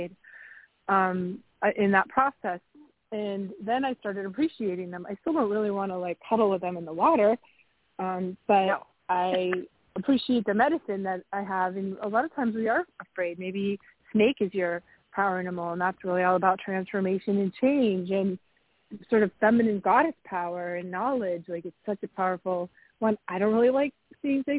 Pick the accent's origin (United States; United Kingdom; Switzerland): United States; New England; I grew up in New England